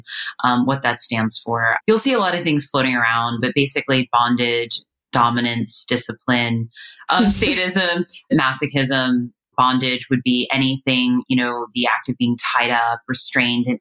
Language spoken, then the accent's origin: English; East Coast, United States; moved away as an adult; now in Los Angeles, United States; I'm originally from the East Coast.